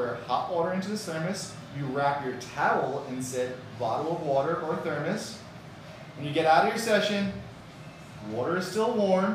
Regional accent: New York, United States; now in Miami, United States; I'm originally from New York.

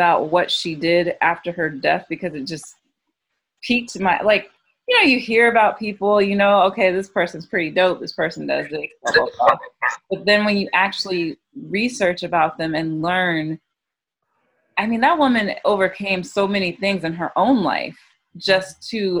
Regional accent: the South, United States; growing up in the South

